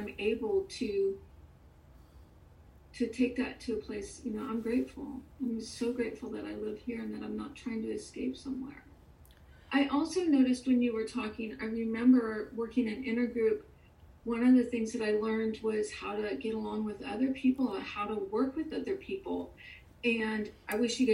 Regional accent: California, United States; now in Houston, United States; I grew up in California

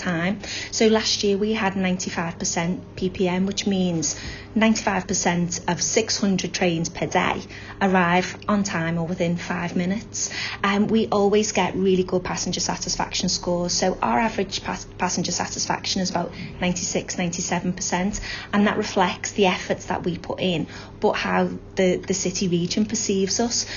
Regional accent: Aintree, North West England, United Kingdom; also born or lived in Liverpool; I grew up in Aintree, only child. Had a nice childhood, lots of good friends. I've always lived in Liverpool

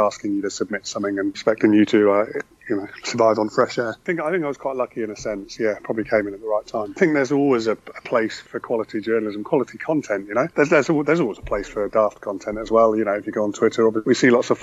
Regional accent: Aldbourne, South West England, United Kingdom; moved away as an adult; now in London, United Kingdom; I'm originally from Wiltshire. I'm from Aldbourne, I grew up in, just outside Swindon.

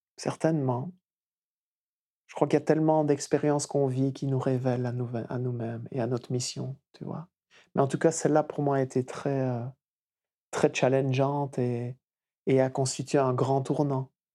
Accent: Wallonia, Belgium; also born or lived in Flanders; je suis né en Wallonie, qui est la partie francophone du pays

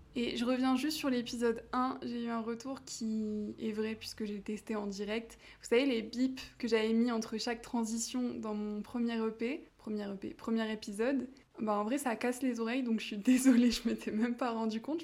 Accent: France; moved away as an adult; also born or lived in Los Angeles / Mexico; ça fait un an que je suis partie de France

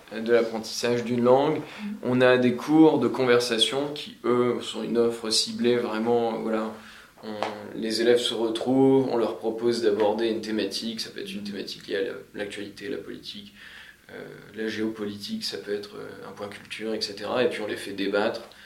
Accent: Picardy, Hauts-de-France, France; moved away as an adult; now in Sydney, Australia; j'ai bossé un petit peu dans ma région natale, puisque je viens de, de Picardie

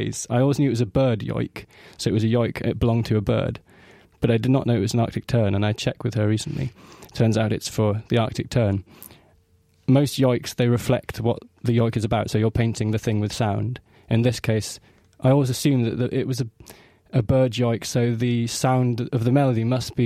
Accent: Orkney Islands, Scotland, United Kingdom; I come from the Orkney Islands in the far north of Scotland

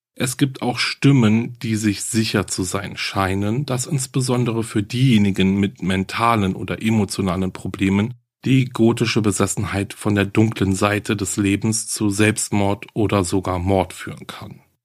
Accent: Germany; Hier bei uns in Deutschland

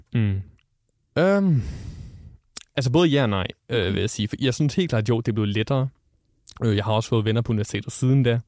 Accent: North Zealand, Denmark; moved away as an adult; now in North Jutland, Denmark; jeg er oprindeligt fra Nordsjælland, som man måske kan høre på min dialekt

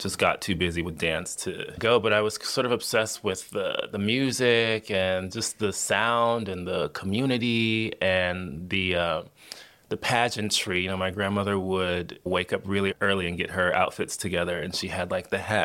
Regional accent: Miami, Florida, United States; I'm originally from Miami, Florida.

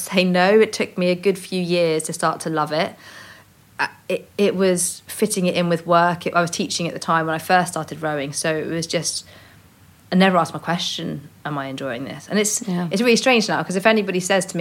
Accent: Cornwall, South West England, United Kingdom; I grew up in Cornwall

